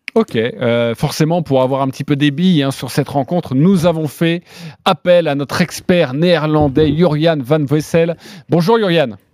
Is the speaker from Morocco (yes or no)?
no; France; chez nous, français, chez nous en France